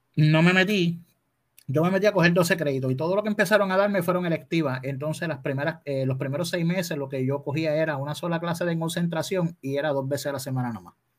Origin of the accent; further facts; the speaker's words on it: Adjuntas, Puerto Rico; moved away as an adult; also born or lived in Ponce, Puerto Rico; now in Dorado, Puerto Rico; Yo soy nacido en Ponce y criado en Adjuntas, Puerto Rico